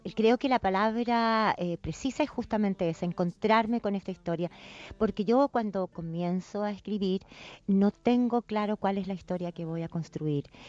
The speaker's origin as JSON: {"language": "Spanish", "country": "Chile", "also_born_or_lived": "England", "moved": "yes", "said": "O sea, soy chilena, sin duda, mi país, lo considero mi país"}